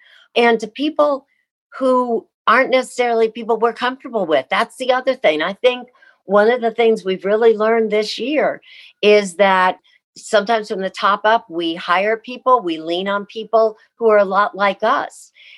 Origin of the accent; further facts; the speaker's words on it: Midwest, United States; even though I grew up in the Midwest.